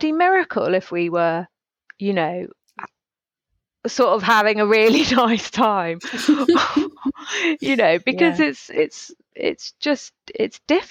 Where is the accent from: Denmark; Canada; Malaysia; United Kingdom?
United Kingdom; we're so British